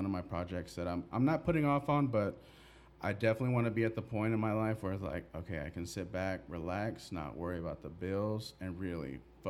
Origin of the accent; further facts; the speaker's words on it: Texas, United States; I grew up in Texas.